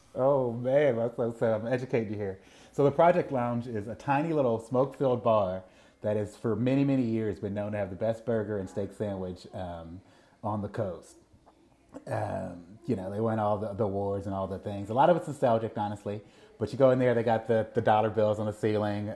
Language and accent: English; Mississippi, United States; as a musician growing up in Mississippi